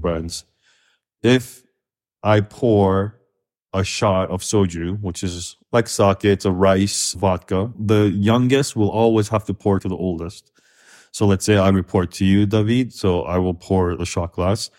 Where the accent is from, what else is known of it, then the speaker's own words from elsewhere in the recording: Kazakhstan; also born or lived in Korea / Los Angeles, United States / New York, United States; now in United States; growing up in Kazakhstan, which is very post-Soviet